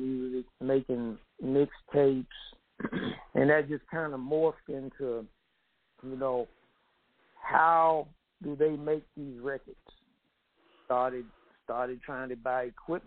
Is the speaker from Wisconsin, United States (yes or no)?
no; Gadsden, Tennessee, United States; now in Memphis, United States; I'm actually from the country, man, from an itty-bitty small town called Gadsden, Tennessee.